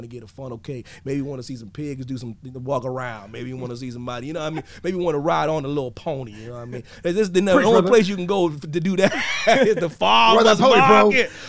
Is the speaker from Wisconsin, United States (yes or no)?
no; Pennsylvania, United States; moved away; I'm from Pennsylvania, man. We got pony rides and petting zoos.